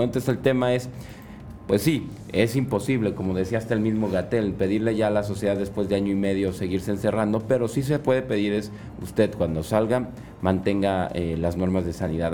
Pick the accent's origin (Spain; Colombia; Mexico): Mexico; como buen mexicano